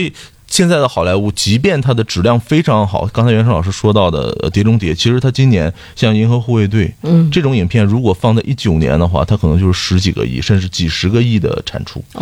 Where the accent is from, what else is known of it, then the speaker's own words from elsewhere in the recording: China; 我们中国人